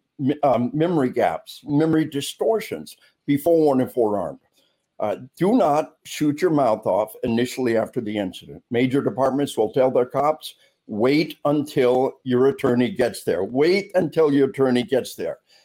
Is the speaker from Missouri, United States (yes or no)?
no; Arkansas, United States; unless you're from my home state of Arkansas